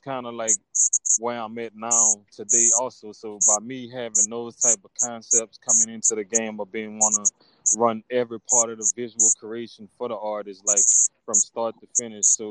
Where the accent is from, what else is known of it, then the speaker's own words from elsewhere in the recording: Opelousas, Louisiana, United States; from my hometown, from Opelousas